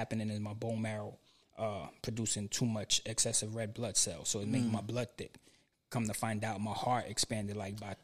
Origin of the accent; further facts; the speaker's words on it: New York, United States; moved away; I grew up in New York